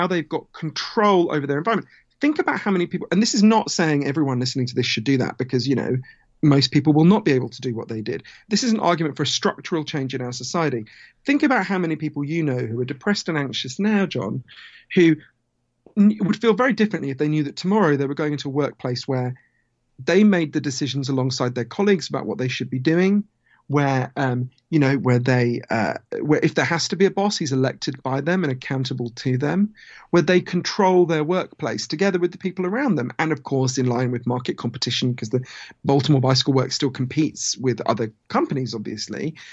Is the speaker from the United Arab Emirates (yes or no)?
no; United Kingdom; accent: Downton Abbey; also born or lived in United States; my weird downtown Abbey accent, I, I'm from Britain, although I spend a lot of time in the U S